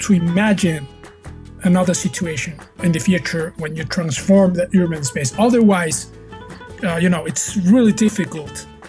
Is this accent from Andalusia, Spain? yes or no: yes; Seville, Andalusia, Spain; Seville. That's the city where I live, where I work from here. And I've been living here for the last 25 years. And actually around Seville for all of my life, actually.